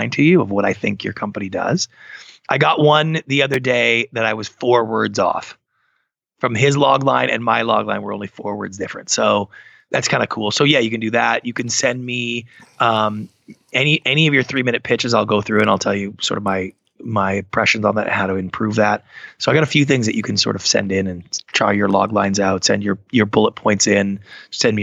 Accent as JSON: {"language": "English", "country": "Canada", "said": "I'm Canadian"}